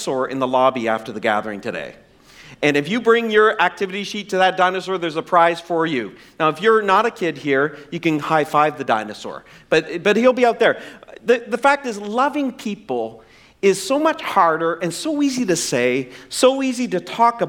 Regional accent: the Maritimes, Canada; I'm from the Maritimes. And our idea of spice was salt and pepper.

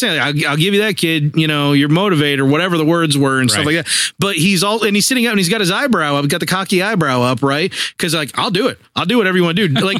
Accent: United States; I'm American

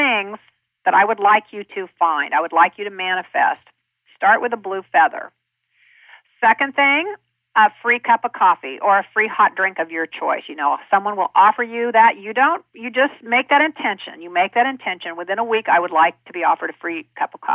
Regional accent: Kansas, United States; I'm a kid from Kansas

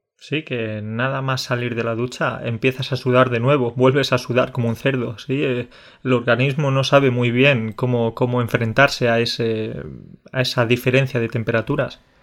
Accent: Andalusia, Spain; now in Poland; soy de Andalucía

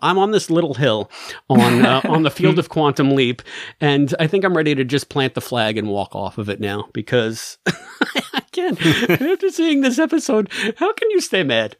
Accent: New York City, New York, United States; accent: New York; I was raised in the Bronx. There's no way I don't have an accent when I'm not on mic

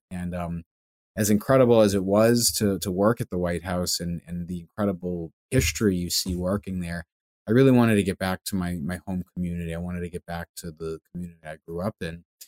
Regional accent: Longmeadow, Massachusetts, United States; my hometown in Longmeadow

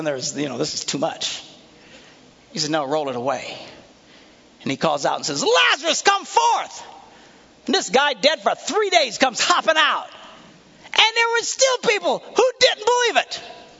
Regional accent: Bayside, Wisconsin, United States; I said, well, I'm from Bayside. I said, well, where is that? I said, well, you know where the Green Bay Packers play?

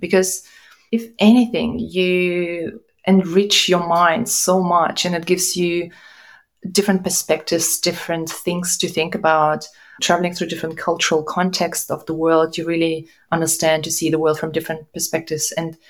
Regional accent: Russia; also born or lived in Kazakhstan / Germany; I was born in Kazakhstan, I grew up in Russia and Germany

